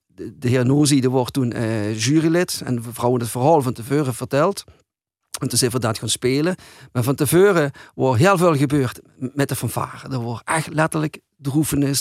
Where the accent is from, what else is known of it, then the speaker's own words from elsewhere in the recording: Hulsberg, Limburg, Netherlands; also born or lived in Arensgenhout; Ik ben van Hulsberg. Maar ik heb daar jaren gewoond.